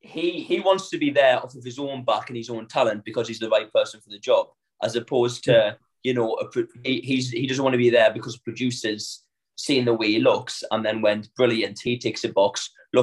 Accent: Northern England, United Kingdom; accent: northern; now in London, United Kingdom; one thing that my training and then moving down to London taught me was that my accent is my USP.

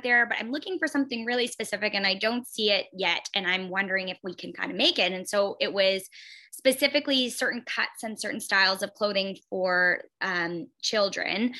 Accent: London, Ontario, Canada; also born or lived in Timmins, Ontario; I'm from London. So we relocated back to my hometown of London

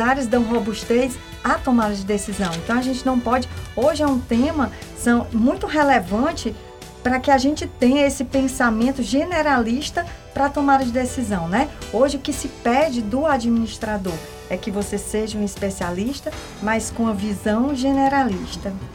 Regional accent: Northeast Region, Brazil; nós que somos aqui do Nordeste

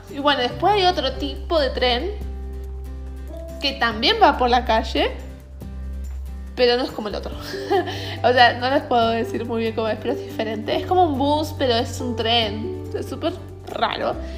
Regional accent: Buenos Aires, Argentina; moved away as an adult; also born or lived in New Hampshire, United States; now in United States; yo soy de Buenos Aires, Argentina, eh, pero hace tres meses que estoy viviendo en Estados Unidos

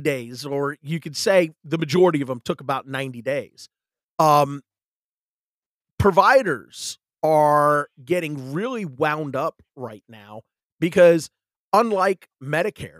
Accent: the South, United States; I'm from the South.

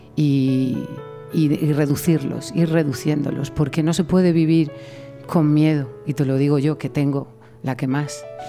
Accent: Yecla, Region of Murcia, Spain; moved away as an adult; also born or lived in Paris / Valencia; yo nací en París, pero toda mi familia es de Yecla, de un pueblo de Murcia. Y yo me crié realmente en Yecla

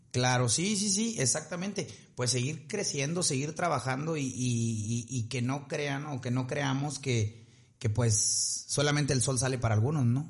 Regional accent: Ciudad Victoria, Tamaulipas, Mexico; nosotros somos de Victoria, pues Monterrey nos queda por si a tres horas

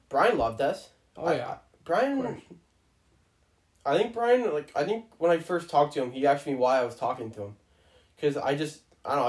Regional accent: Boulder County, Colorado, United States; now in Canada; I'm a native from Boulder County

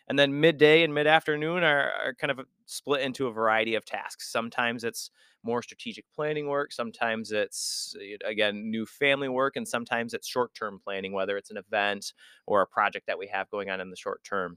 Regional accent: West Michigan, United States; also born or lived in Florida; I grew up here in West Michigan

